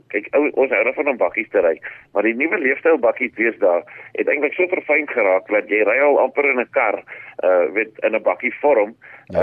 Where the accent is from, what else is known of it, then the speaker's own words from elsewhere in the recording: South Africa; ons is Suid-Afrikaners